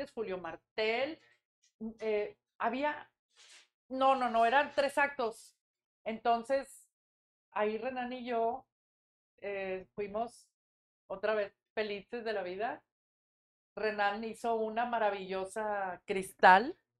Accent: Monterrey, Nuevo León, Mexico; also born or lived in Matamoros; Nací en Monterrey, este, soy la mayor de tres hijos

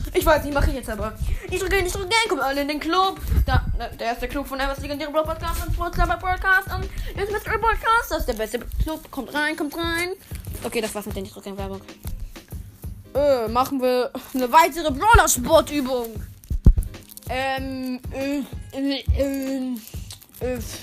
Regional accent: Northern Germany, Germany; ich komme aus Norddeutschland

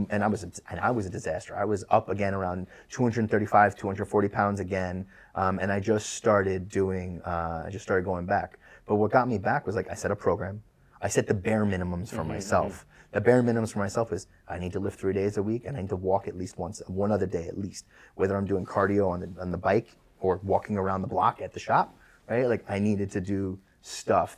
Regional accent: New York City, New York, United States; we've been in Queens forever because I grew up in Queens

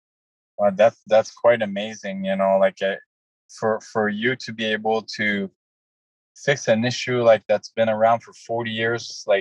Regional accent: Canada; now in United States; I moved from Canada to the U.S., I was so afraid to get bills, I couldn't go to the mailbox.

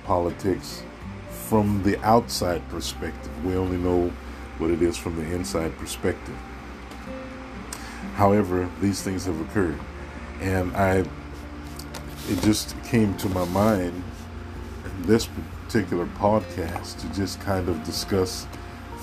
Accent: United States; I am African American

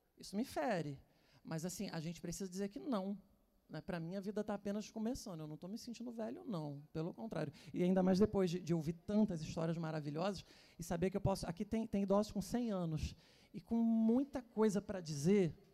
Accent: Teresópolis, Rio de Janeiro, Brazil; Eu sou de Teresópolis, que é uma cidade do interior do Rio, né?

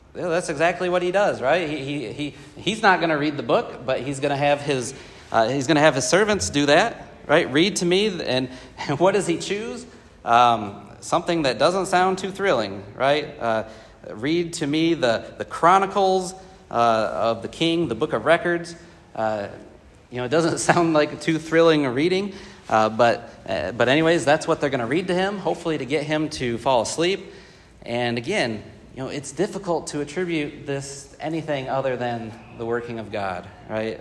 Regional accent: Michigan, United States; now in Columbia, United States; growing up in Michigan

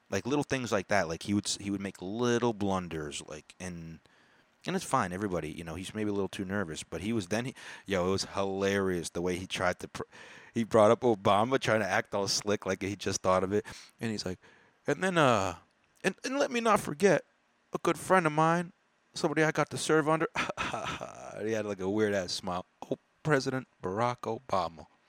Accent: United States; I was born in America

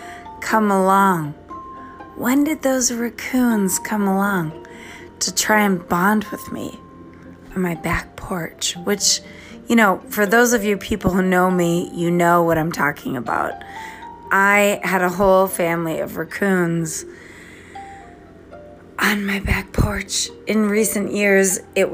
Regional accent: East Coast, United States; now in Minnesota, United States; I don't have a southern accent because I'm from the East Coast and I live in Minnesota

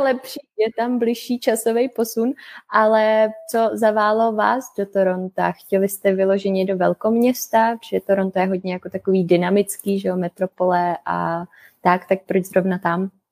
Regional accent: Czechia; moved away as an adult; also born or lived in Canada; u nás v Čechách

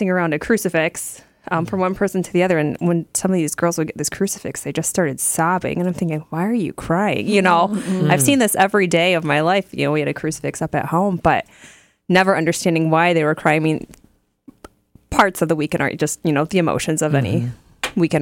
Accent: New Riegel, Ohio, United States; I grew up in Little New Regal, Ohio

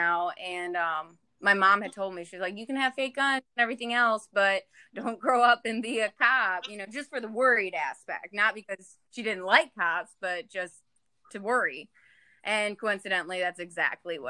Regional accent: Michigan, United States; I'm originally from Michigan. I grew up with three other siblings

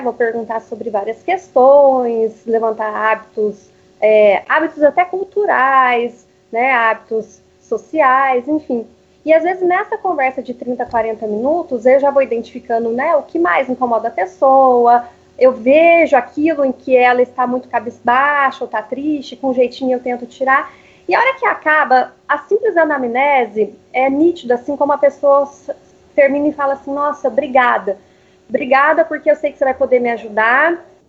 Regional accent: Curitiba, Paraná, Brazil; na adolescência, acabei fazendo os meus primeiros cursos já na área de beleza, de maquiagem. Nessa época eu morava em Curitiba.

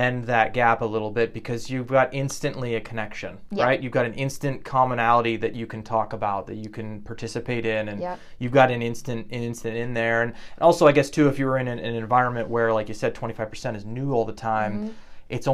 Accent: Meadville, Pennsylvania, United States; also born or lived in North Carolina; I grew up here in Meadville

